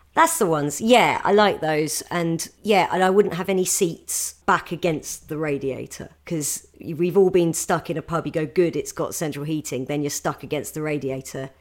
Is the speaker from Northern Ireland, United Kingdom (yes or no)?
no; a village near Gatwick, South East England, United Kingdom; I grew up in a village near Gatwick